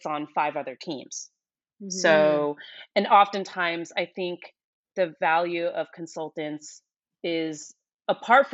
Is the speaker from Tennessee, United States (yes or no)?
no; New York City, New York, United States; moved away as an adult; I am originally from New York and I stayed there most of my life up until 2015.